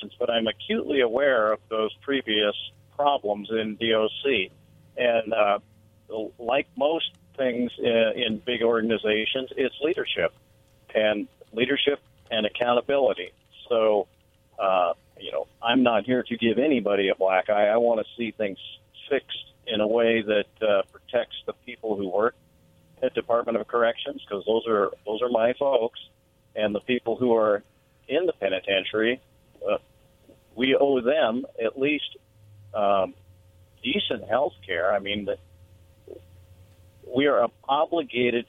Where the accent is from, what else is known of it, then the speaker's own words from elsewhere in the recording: Sedro-Woolley, Washington, United States; Cedro Woolley is my hometown